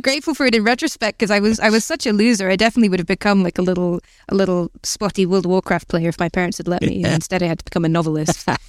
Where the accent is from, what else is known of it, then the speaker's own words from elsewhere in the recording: Newcastle, North East England, United Kingdom; now in Bristol, United Kingdom; I grew up in Gosforth, which is like the posh, boring bit of Newcastle, hence why I don't have the accent.